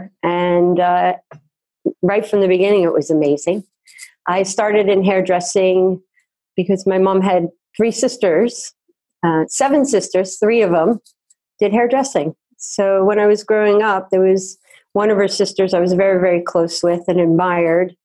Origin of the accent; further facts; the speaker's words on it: New Jersey, United States; I grew up in New Jersey